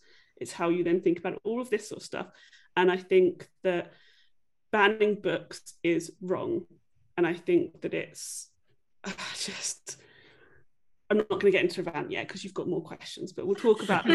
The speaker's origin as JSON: {"language": "English", "region": "England", "country": "United Kingdom", "tie": "born or raised there", "said": "I grew up in England"}